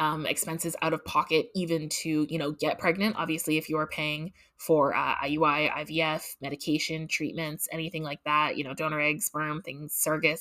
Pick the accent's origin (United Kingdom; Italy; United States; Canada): Canada; as a Canadian with my free social health care